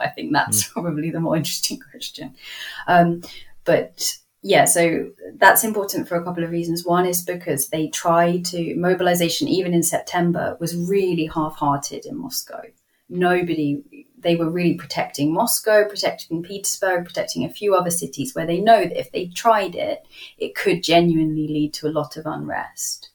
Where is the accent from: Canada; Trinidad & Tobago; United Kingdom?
United Kingdom; as a Brit